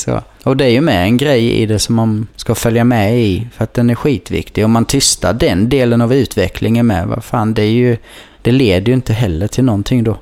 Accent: Kallinge, Blekinge, Sweden; för mig nere i Kallinge där jag växte upp

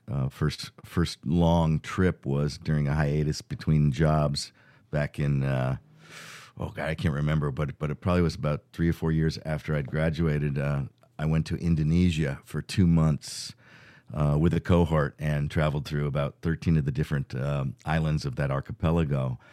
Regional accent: Fairfield County, Connecticut, United States; we grew up in Fairfield County, Connecticut

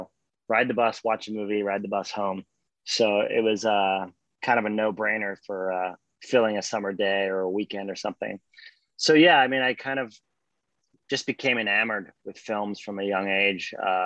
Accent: Hawaii, United States; also born or lived in Australia; I grew up in Hawaii and Australia, and we can get into that.

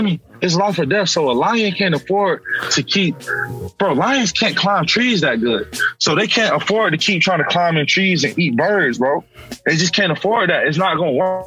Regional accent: Atlanta, Georgia, United States; I'm from Atlanta

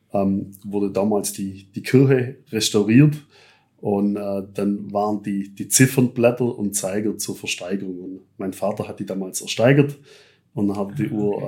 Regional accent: Germany; da sind wir Deutsche

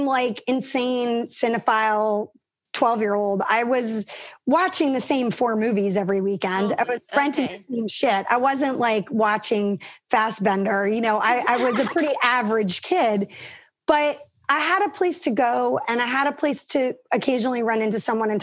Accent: New York City, New York, United States; I grew up in Manhattan.

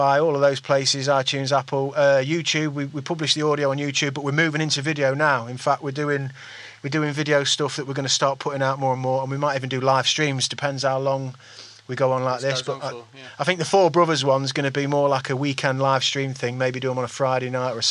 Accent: East Midlands, United Kingdom; we're from the East Midlands

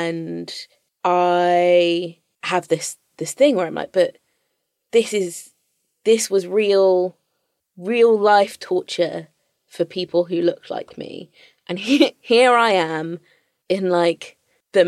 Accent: London, United Kingdom

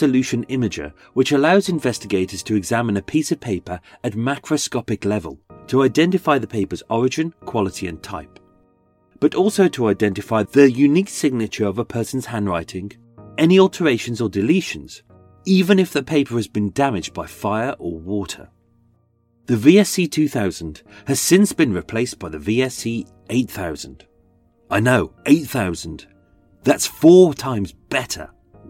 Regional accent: Essex, East of England, United Kingdom; I am from Essex

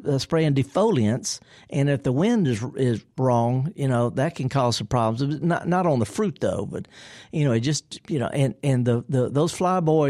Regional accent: the Delta, Mississippi, United States; I'm from the Delta, too

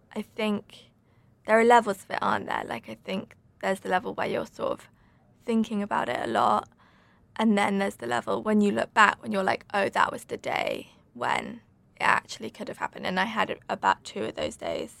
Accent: Suffolk, East of England, United Kingdom; moved away; also born or lived in London; I grew up in Suffolk

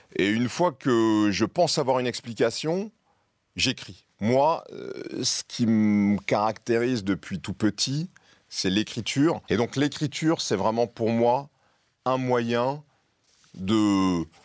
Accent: Tours, Centre-Val de Loire, France; dans la rue à Tours et que j'ai 10, 11, 12 ans

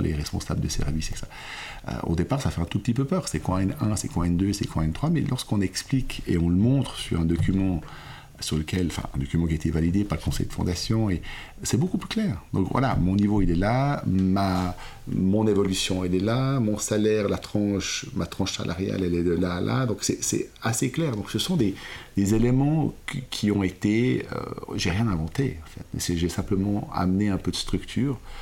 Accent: Lausanne, Vaud, Switzerland; je suis suisse et italien. J'ai grandi, je suis né à Lausanne, j'ai grandi à Lausanne

